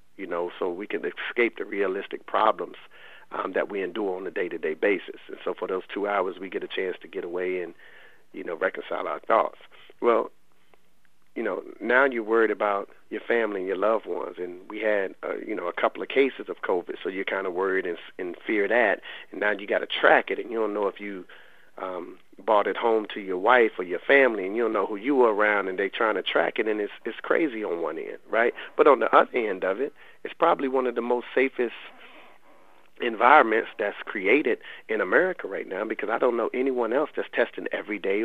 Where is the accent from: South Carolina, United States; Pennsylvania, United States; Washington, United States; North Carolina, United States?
North Carolina, United States; Raleigh; I'm from the Lane Street Housing Projects in Raleigh. And I lived over half my life in those projects.